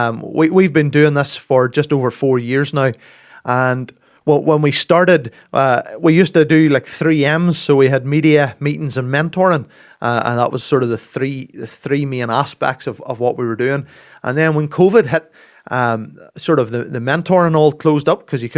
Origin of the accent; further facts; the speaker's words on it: Castledawson, Northern Ireland, United Kingdom; Come from Castle Dawson, near Macclesfield.